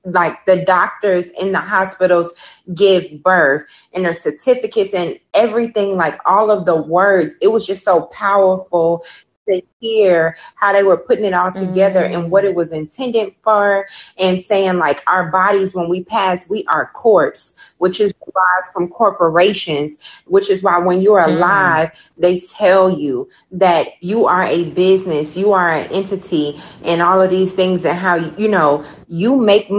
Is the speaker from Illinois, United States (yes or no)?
yes; Chicago, Illinois, United States; now in Birmingham; I'm from Chicago